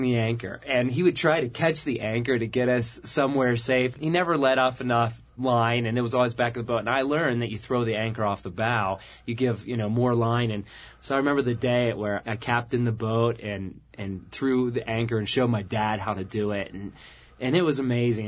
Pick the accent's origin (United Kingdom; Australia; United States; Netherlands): United States; Pittsburgh, Pennsylvania; we grew up in Pittsburgh